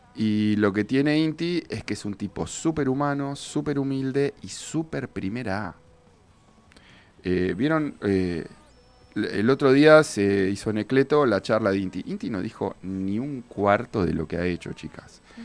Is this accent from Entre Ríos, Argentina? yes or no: no; Bahía Blanca, Buenos Aires Province, Argentina; vengo de Bahía, donde no somos tantos